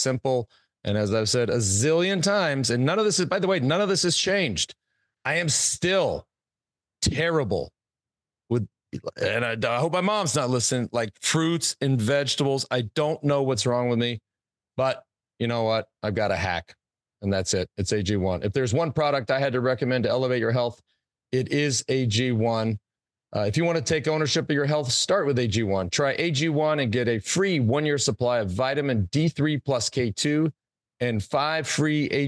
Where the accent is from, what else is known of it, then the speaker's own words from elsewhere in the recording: Plano, Texas, United States; I grew up in Plano